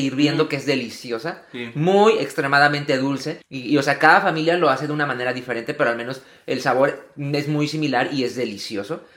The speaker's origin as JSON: {"language": "Spanish", "country": "Mexico", "moved": "yes", "lives_now": "United States", "said": "al menos en mi familia, a lo mejor en muchas también mexicanas, nosotros, el día para pedir regalos es el día de Reyes"}